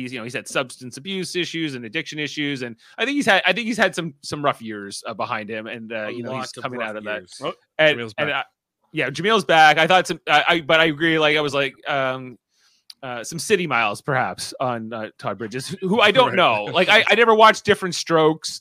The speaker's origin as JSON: {"language": "English", "country": "Canada", "said": "we're Canadian"}